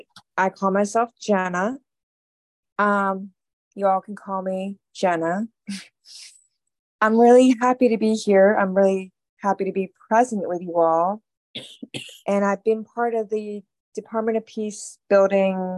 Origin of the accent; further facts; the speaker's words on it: suburb outside of Philadelphia, Pennsylvania, United States; I'm from a suburb outside of Philadelphia, Pennsylvania